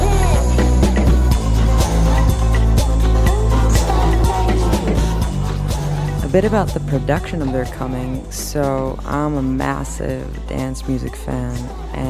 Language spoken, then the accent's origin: English; Israel; now in Los Angeles, United States; the political situation back home from where I'm from in Israel